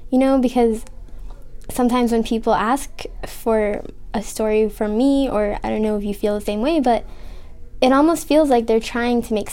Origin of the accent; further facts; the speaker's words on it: Kuwait; I'm from Kuwait.